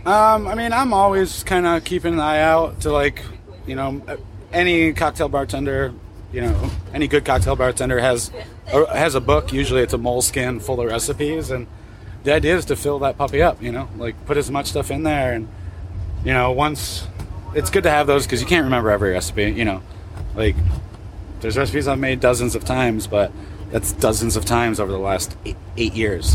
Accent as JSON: {"language": "English", "town": "Portland", "region": "Oregon", "country": "United States", "said": "I'm from Portland, Oregon"}